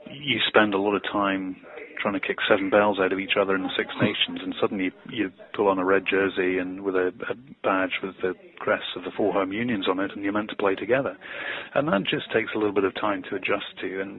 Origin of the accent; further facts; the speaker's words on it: Ireland; and you know, as an Irishman, I think